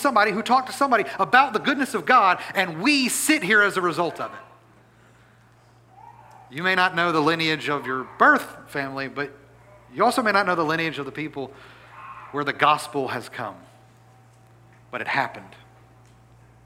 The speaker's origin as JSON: {"language": "English", "town": "Natchitoches", "region": "Louisiana", "country": "United States", "tie": "born or raised there", "said": "my hometown of Natchitoches, Louisiana"}